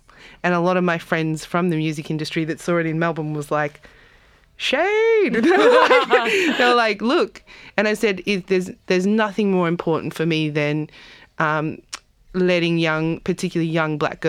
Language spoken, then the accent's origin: English; South Africa; now in Australia; We come from South Africa. We are occupying, you know, coming to occupy an occupied land like Australia where sovereignty hasn't been ceded.